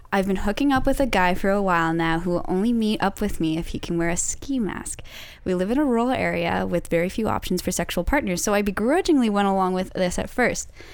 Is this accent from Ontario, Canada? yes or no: yes; London, Ontario, Canada; moved away; I'm from London, Ontario